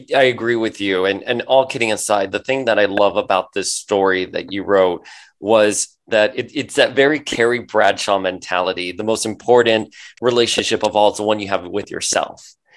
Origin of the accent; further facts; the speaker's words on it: Miami, Florida, United States; I grew up in Miami